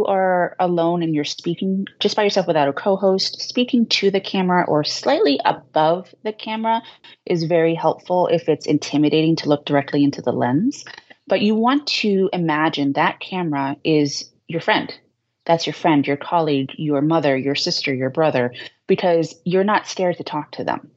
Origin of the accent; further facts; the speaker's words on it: Boston, Massachusetts, United States; accent: Boston; I'm from Boston. We speak very quickly and I have a little bit of an accent